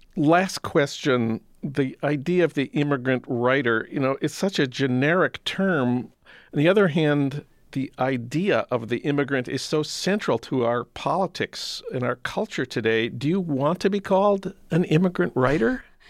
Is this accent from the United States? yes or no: yes; Saint Paul, Minnesota, United States; my hometown of Saint Paul